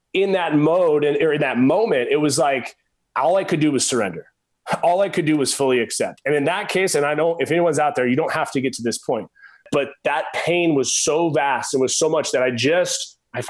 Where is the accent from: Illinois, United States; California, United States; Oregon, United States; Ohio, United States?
Oregon, United States; I was a skinny pencil neck kid growing up in Oregon